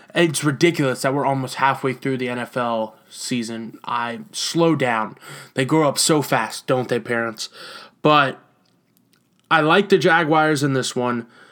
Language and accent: English; Houston, Texas, United States; where I was born in Houston